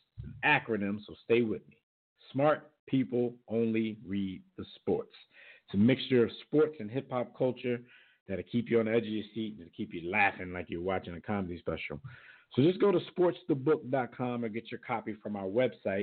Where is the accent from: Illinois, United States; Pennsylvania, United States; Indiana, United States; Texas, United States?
Pennsylvania, United States; Philadelphia; I'm from Philadelphia.